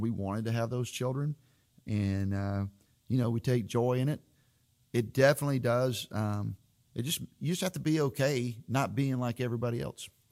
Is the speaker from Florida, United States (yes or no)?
yes; Florida, United States; moved away as an adult; as a kid growing up in Florida